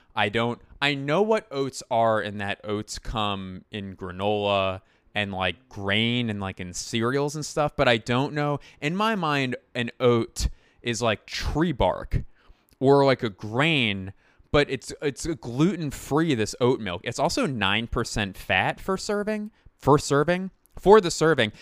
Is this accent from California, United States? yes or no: no; Philadelphia, Pennsylvania, United States; I claim Philadelphia